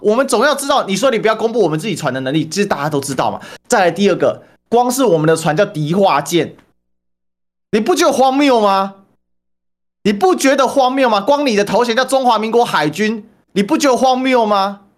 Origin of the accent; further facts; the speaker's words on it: Taiwan; 我们台湾的